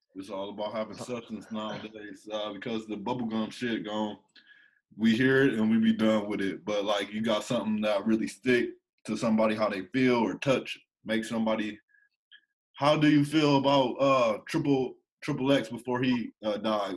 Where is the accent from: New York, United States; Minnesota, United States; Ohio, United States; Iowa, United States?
Ohio, United States; I'm from Ohio